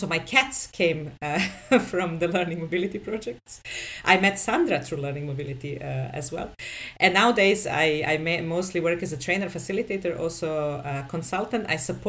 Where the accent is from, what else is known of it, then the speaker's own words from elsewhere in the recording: Serbia; I come from Serbia. And I actually always lived in Serbia.